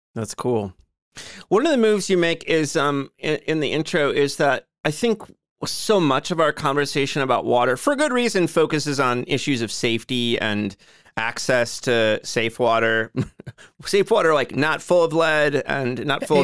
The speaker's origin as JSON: {"language": "English", "town": "Joliet", "region": "Illinois", "country": "United States", "tie": "born or raised there", "said": "my hometown of Joliet"}